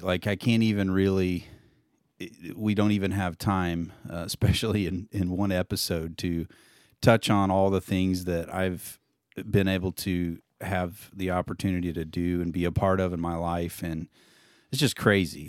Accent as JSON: {"language": "English", "region": "Indiana", "country": "United States", "tie": "born or raised there", "moved": "as an adult", "lives_now": "Neosho, United States", "said": "I grew up in Indiana, moved to Missouri, straight out of high school to Neosho, Missouri"}